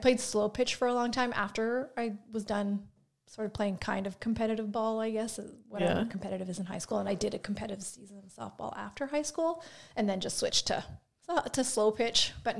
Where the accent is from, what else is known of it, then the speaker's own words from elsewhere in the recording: Saskatoon, Saskatchewan, Canada; also born or lived in Regina / Pike Lake; I'm from Saskatoon. So I grew up in Saskatoon. My parents moved to Regina for a little bit, but I was young, so I don't really remember living there. And then my parents broke up, split up, and my mom and I moved back to Saskatoon.